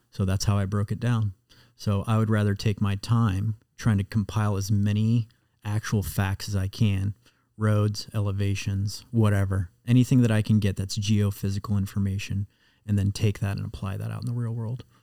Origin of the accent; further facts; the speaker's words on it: Muscatine, Iowa, United States; now in Cincinnati, United States; where I grew up in Muscatine, right on the Mississippi River